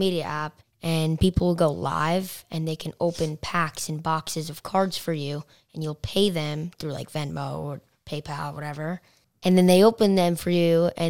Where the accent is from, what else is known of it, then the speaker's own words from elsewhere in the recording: New York, United States; I'm from New York